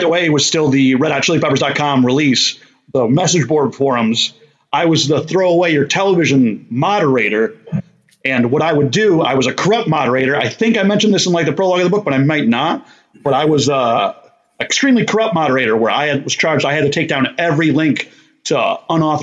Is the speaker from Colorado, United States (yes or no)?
no; Barkhamsted, Connecticut, United States; I'm from Connecticut, USA, and a small town called Barkhamsted, and kind of grew up doing small-town shenanigans